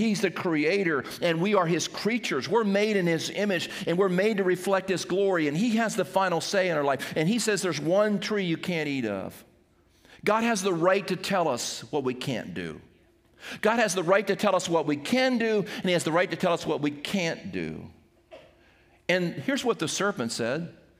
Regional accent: Seaford, United States; When I was a kid growing up, playing baseball in the backyard of where I grew up in Airport Road in Seaford

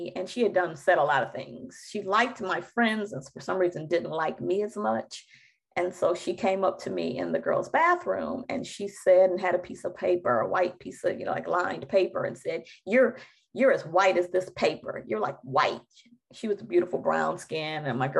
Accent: Detroit, Michigan, United States; I'm in high school and I'm from Detroit. And the neighborhood that I grew up

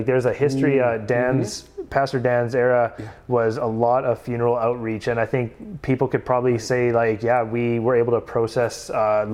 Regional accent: Surrey, British Columbia, Canada; moved away as an adult; now in Mission, Canada; I grew up in Surrey

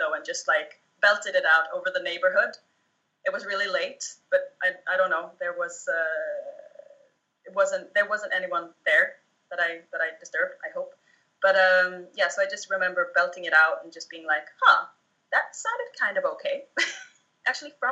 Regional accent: Småland, Sweden; I grew up in the south of Sweden in an area called Småland

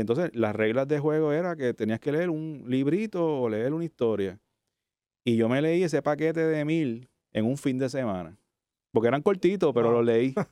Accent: Cataño, Puerto Rico; also born or lived in Santurce, San Juan; yo nací en Santurce, de hecho. Ok, vecino. me crié en Cataño, eso sí, me crié en Cataño, Santurcino, eh, nací aquí. Eh, y soy de área metro, o sea, estudié en Bayamón, en la Discípulo de Cristo, que es un colegio evangélico.

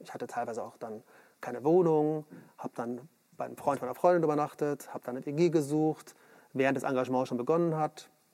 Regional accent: Munich, Bavaria, Germany; ich komme aus München

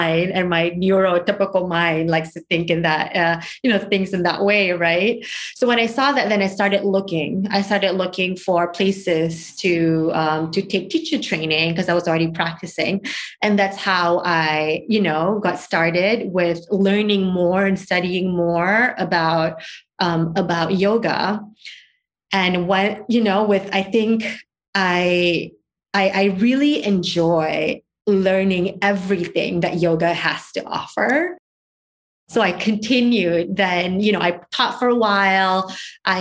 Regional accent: Malaysia; also born or lived in Singapore; now in United States; I grew up in Singapore and then was raised in Malaysia before I moved here to the U.S.

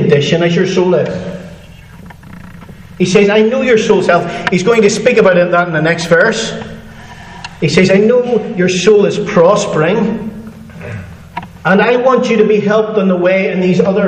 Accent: Northern Ireland, United Kingdom; I'm from Northern Ireland

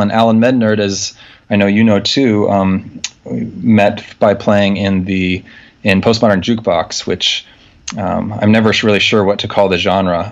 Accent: Nebraska, United States; moved away as an adult; also born or lived in Wisconsin / Europe; now in New York, United States; I'm from Nebraska originally.

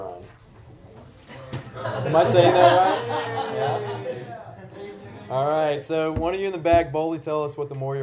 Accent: Tennessee, United States; I grew up in the South in Tennessee

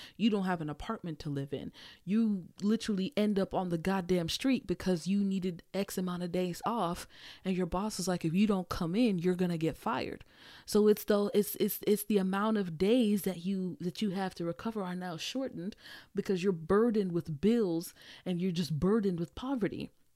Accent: Nigeria; being Nigerian

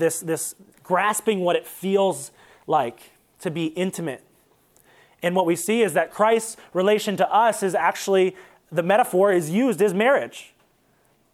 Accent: Toledo, Ohio, United States; now in Columbus, United States; we're from Toledo

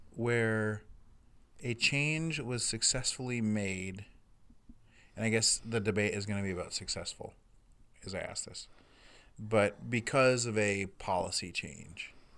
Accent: United States; as a American white person

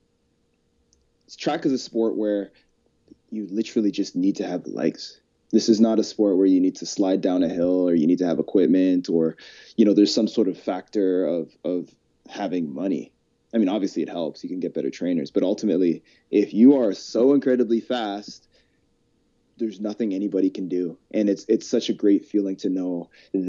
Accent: Calgary, Alberta, Canada; My hidden Calgary gem. When I lived here my whole life

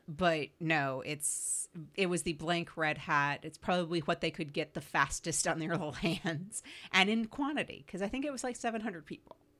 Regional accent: United States; being an American and growing up where Thanksgiving and the day after Thanksgiving is the mark of the beginning of the Christmas insanity

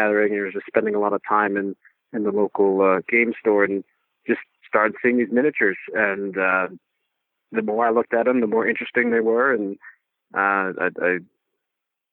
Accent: East Coast, United States; moved away as an adult; now in Iowa, United States; I grew up on the East Coast

